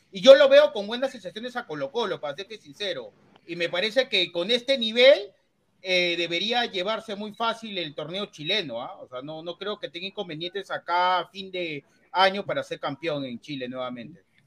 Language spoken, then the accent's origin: Spanish; Peru; yo como peruano